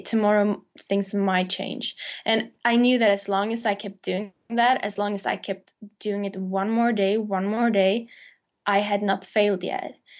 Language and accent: English; Sweden; moved away as an adult; now in London, United Kingdom; I moved to London from Sweden, where I'm born